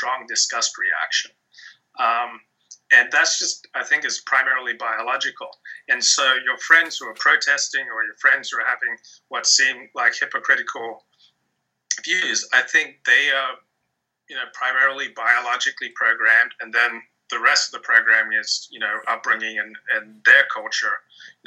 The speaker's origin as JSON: {"language": "English", "country": "Australia", "said": "I'm from Australia"}